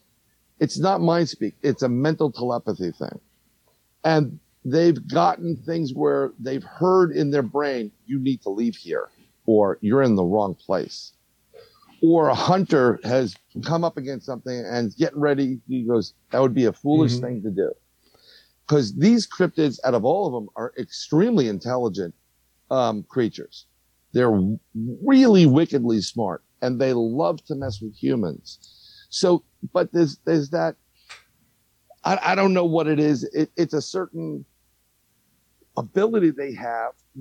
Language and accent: English; New York City, New York, United States; growing up in New York